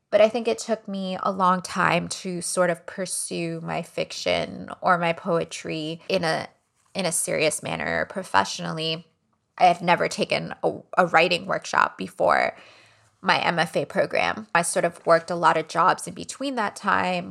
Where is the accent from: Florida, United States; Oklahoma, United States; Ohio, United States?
Florida, United States; Miami; Cuban American families who I grew up around in Miami